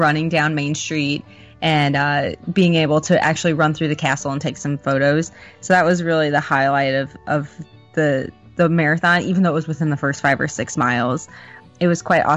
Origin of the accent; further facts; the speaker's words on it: Midwest, United States; also born or lived in Michigan; now in Florida, United States; I'm from the Midwest